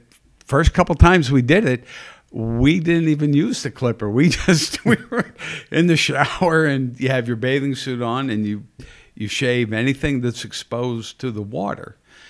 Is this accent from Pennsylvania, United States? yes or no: yes; Pottsville, Pennsylvania, United States; But it's because the only reason you didn't is because we're from Pottsville, and they gave it to a guy from up in that area.